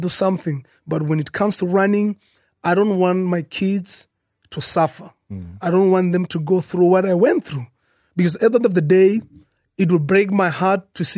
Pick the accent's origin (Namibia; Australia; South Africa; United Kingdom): South Africa; as a South African